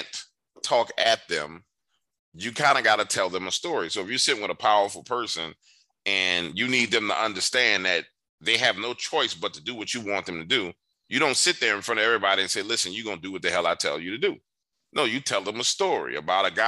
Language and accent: English; New Orleans, Louisiana, United States; growing up in New Orleans